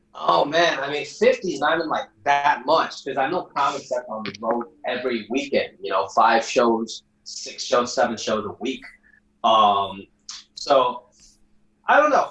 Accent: United States; also born or lived in Hong Kong; where I came from in Hong Kong is a big part of it, and then where I grew up in America is equally as big.

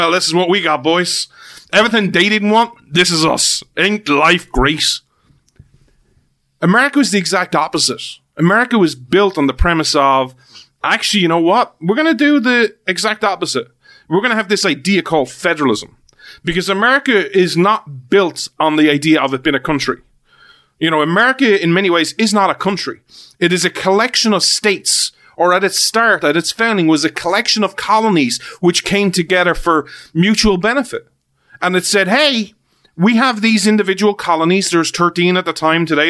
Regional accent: Ireland; that's where I'm from.

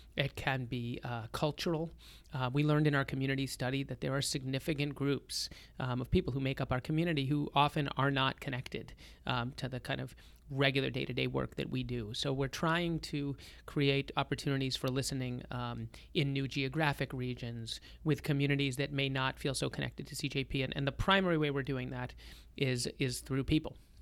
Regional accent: Lynnfield, Massachusetts, United States; I grew up in Boston, uh, on the North Shore in Linfield, Massachusetts. I'm a fourth generation Bostonian

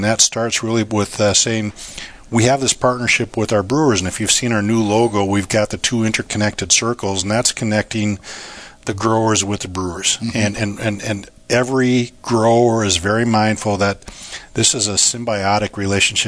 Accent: Minnesota, United States; moved away as an adult; also born or lived in Singapore / China; now in Yakima, United States; I grew up on a farm in Minnesota

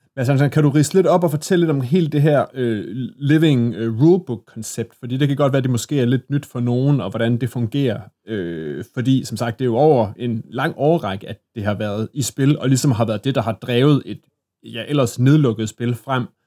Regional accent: Assens, Southern Denmark, Denmark; i Assens, hvor jeg kommer fra, der spillede folk så Warhammer Fantasy Battle

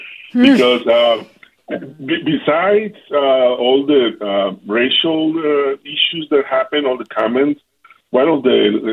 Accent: Jalisco, Mexico; People in the north, actually, I'm from Jalisco.

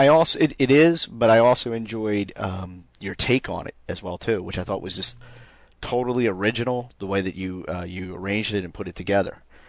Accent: Philadelphia, Pennsylvania, United States; growing up in Philly

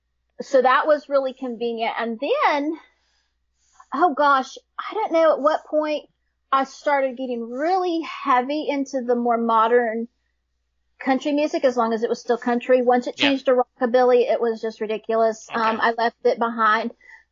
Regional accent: Oklahoma, United States; My daddy was from Missouri and my mom was from California, and okay. I grew up in Oklahoma.

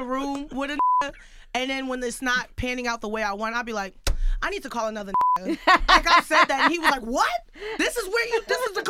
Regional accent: Houston, Texas, United States; Growing up in Houston, I was teased a lot in middle school for being nerdy or playing the flute.

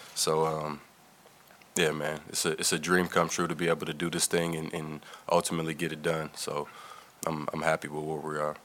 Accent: East Palo Alto, California, United States; I grew up in East Palo Alto

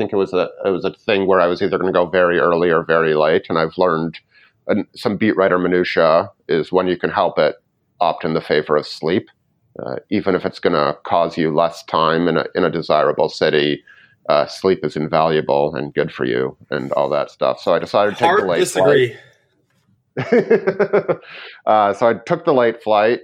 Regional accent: Canada; I'm Canadian

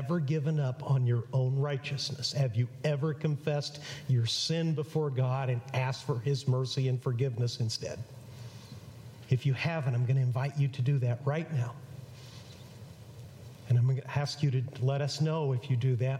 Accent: Mexico; moved away; I grew up in Mexico

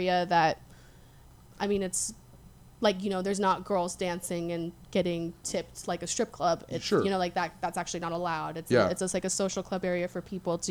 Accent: Jackpot, Nevada, United States; now in Las Vegas, United States; my hometown in Jackpot.

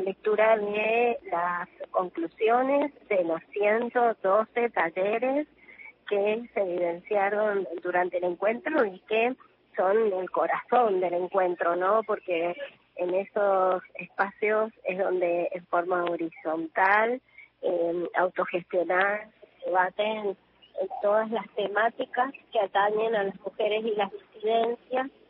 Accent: Mendoza, Argentina; yo soy de Mendoza

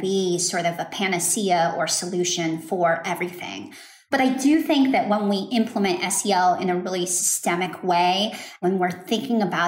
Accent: Dallas, Texas, United States; I grew up in Dallas, Texas, and attended a school in a suburb here

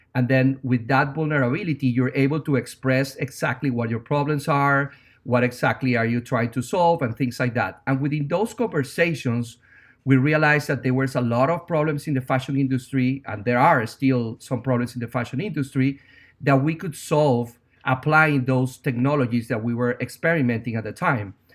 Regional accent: Venezuela; English is a second language; moved away as an adult; now in New York, United States; as you can tell by my accent, I'm not from America. I'm originally from Venezuela. I've been in New York for 16 years

